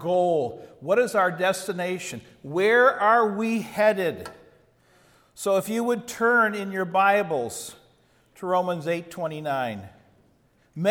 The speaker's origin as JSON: {"language": "English", "town": "Chicago", "region": "Illinois", "country": "United States", "tie": "born or raised there", "said": "I grew up outside Chicago in the suburbs"}